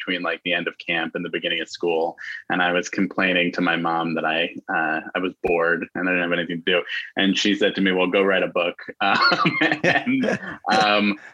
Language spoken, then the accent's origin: English; New York City, New York, United States; also born or lived in Chicago; I grew up in New York City in Manhattan